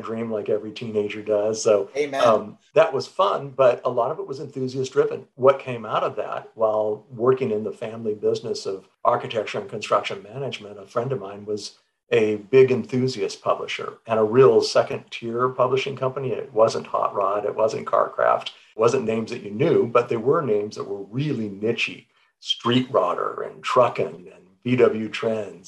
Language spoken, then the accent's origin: English; Southern California, United States; growing up in Southern California, 1960s and 1970s